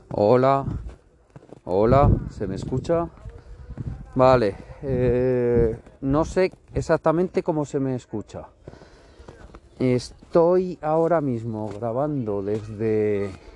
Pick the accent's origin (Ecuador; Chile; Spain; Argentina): Spain; Sariñena, Aragon; now in Zaragoza, Spain; nací en Zaragoza y hasta los, los 8 o 9 años viví en, Zaragoza, pero luego me trasladé a, un pueblo de, de Huesca, eh, la capital de los monegros